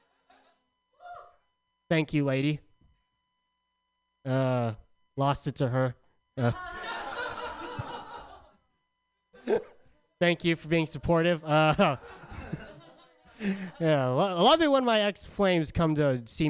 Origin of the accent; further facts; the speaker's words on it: San Diego, California, United States; now in Bay Area, United States; I'm from San Diego.